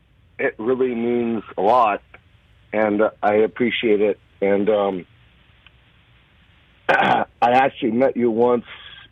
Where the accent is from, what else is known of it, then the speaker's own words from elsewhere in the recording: Montana, United States; all of us Montanans